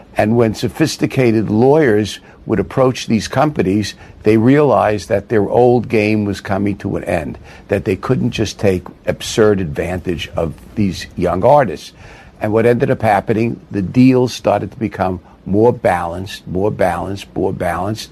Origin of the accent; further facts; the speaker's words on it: New York City, New York, United States; I grew up in Brooklyn